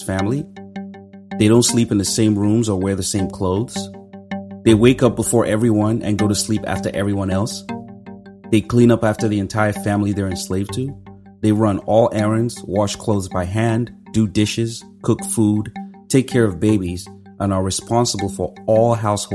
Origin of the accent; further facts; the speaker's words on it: Nigeria; Growing up in Nigeria